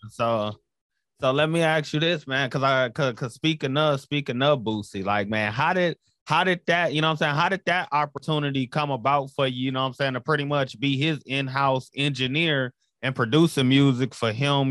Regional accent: Flint, Michigan, United States; I'm from Flint, Michigan

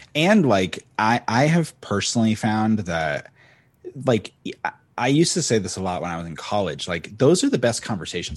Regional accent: Cape Cod, Massachusetts, United States; moved away as an adult; now in Los Angeles, United States; … and I are both from Cape Cod, Massachusetts

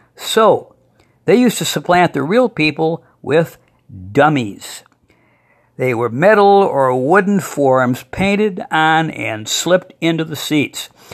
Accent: Toledo, Ohio, United States; When I was growing up in Toledo

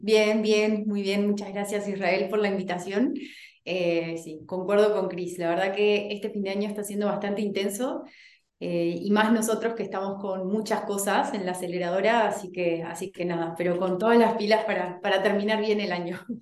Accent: Uruguay; moved away as an adult; now in Chile; soy uruguaya, pero estoy en Chile hace casi 10 años ya

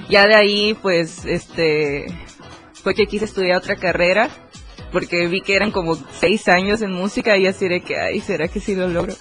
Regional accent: Campeche, Mexico; moved away as an adult; now in Tuxtla Gutiérrez, Mexico; soy de Campeche, pero de hace, ya hace seis años que vivo aquí en Tuxtla.

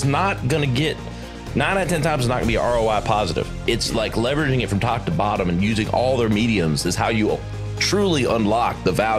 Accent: Greenville, South Carolina, United States; also born or lived in New York; I'm a Carolina kid. I mean, I grew up in South Carolina. I was born at Greenville General Hospital.

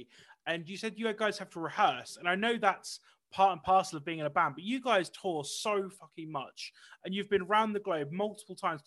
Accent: United Kingdom; being a British person

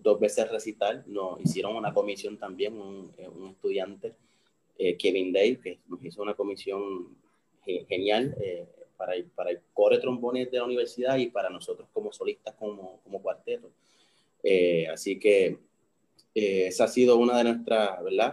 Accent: Puerto Rico; somos puertorriqueños, somos latinos, somos caribeños

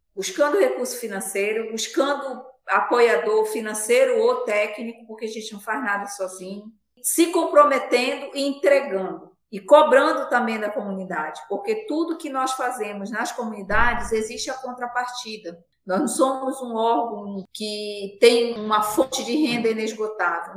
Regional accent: Pará, Brazil; now in Manaus, Brazil; eu moro em Manaus, no Amazonas, desde 2004, mas eu nasci no Pará, numa comunidade quilombola, 40 quilômetros de Santarém.

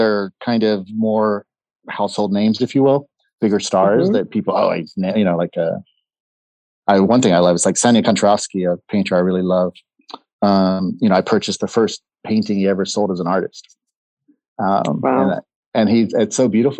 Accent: McAllen, Texas, United States; moved away as an adult; also born or lived in Seattle; I was born in McAllen, Texas. And the hospital where I was born is probably 3 miles from the Mexican border

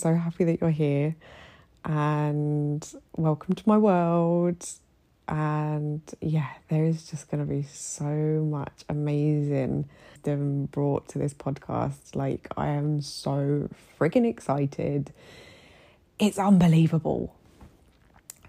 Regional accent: United Kingdom; moved away as an adult; now in Egypt; my journey as a British woman living here in Egypt

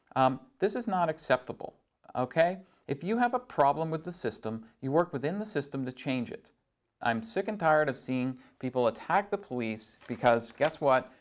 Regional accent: Barrie, Ontario, Canada; now in Sault Ste. Marie, Canada; I grew up just outside of Barrie

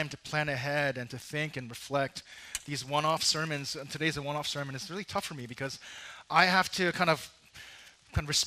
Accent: New York, United States; as a New Yorker

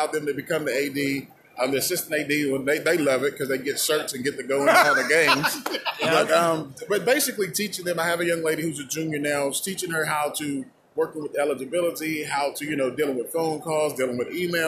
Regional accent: West Virginia, United States; now in Charlotte, United States; I'm originally from West Virginia.

